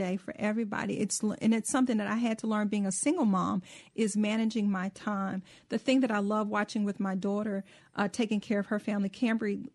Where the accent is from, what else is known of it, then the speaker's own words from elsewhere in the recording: Mississippi, United States; I grew up in Mississippi